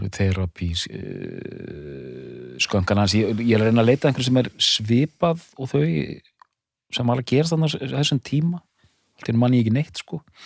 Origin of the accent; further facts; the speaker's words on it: Edinburgh, Scotland, United Kingdom; Edinborg, mínum heimabæ.